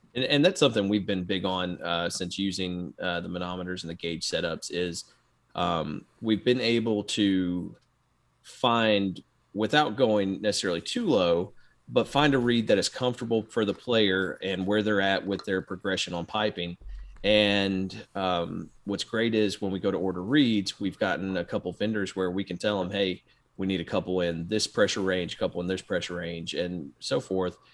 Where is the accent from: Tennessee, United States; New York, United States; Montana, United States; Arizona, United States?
Tennessee, United States; Memphis; growing up in Memphis